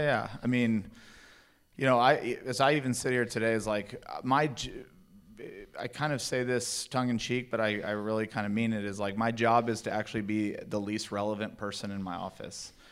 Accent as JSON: {"language": "English", "town": "El Paso", "region": "Texas", "country": "United States", "tie": "born or raised there", "also_born_or_lived": "Fort Worth, Texas", "moved": "as an adult", "said": "I grew up in El Paso, Texas, went to T C U in Fort Worth, Texas"}